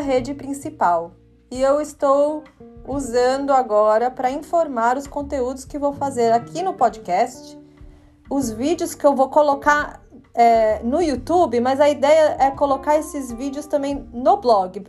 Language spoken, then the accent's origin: Portuguese; Brazil; first language Portuguese; also born or lived in Chile; now in England, United Kingdom; porque eu falo português, é a minha língua, né? Porque sou brasileira